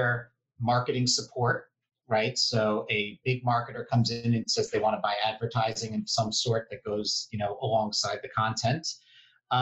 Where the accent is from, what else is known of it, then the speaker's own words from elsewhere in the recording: New York City, New York, United States; I grew up Upper East Side and now live on the Upper West Side